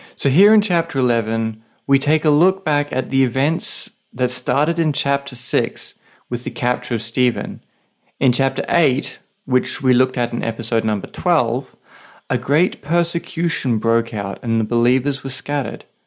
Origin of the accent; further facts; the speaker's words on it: Australia; now in Saipan, Northern Mariana Islands; I'm an Aussie writer and pastor living with my wife on a tiny island called Saipan